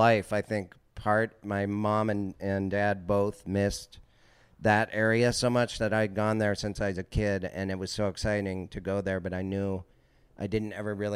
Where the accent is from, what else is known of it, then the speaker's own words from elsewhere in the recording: Missoula, Montana, United States; moved away; I grew up in Missoula